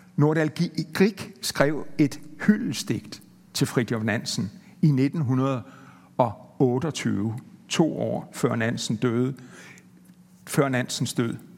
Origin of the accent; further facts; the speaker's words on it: Denmark; som dansker